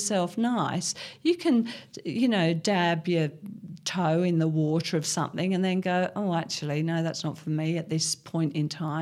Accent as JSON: {"language": "English", "town": "Cambridge", "region": "East of England", "country": "United Kingdom", "tie": "born or raised there", "also_born_or_lived": "London / Hong Kong", "moved": "as an adult", "lives_now": "Australia", "said": "I was born and brought up in Cambridge, a very big city, and went to medical school in London."}